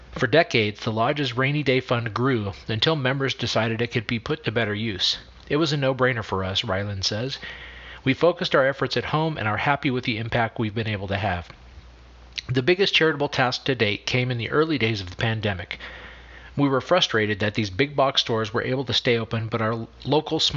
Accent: Lebanon; I'm from Lebanon.

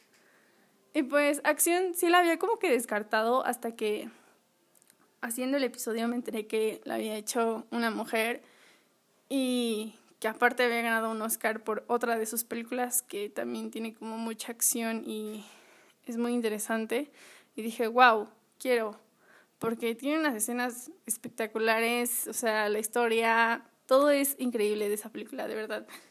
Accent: Acapulco, Guerrero, Mexico; yo nací en Acapulco

